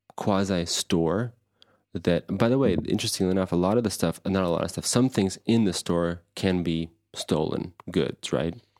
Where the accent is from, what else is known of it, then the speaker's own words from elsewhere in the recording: Anderson, Indiana, United States; me and Phil, growing up in Anderson, Indiana